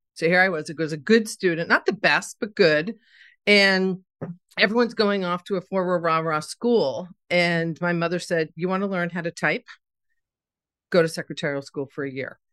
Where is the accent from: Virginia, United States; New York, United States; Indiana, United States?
New York, United States; Scarsdale; I grew up in Scarsdale, New York.